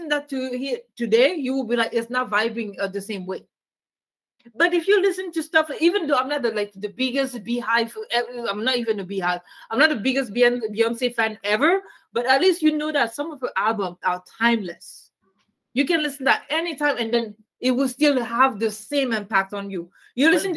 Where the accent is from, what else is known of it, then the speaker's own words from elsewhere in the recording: Canada; I'm Canadian